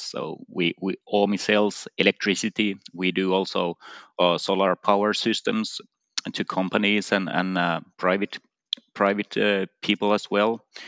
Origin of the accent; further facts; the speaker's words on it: Finland; in my home country, Finland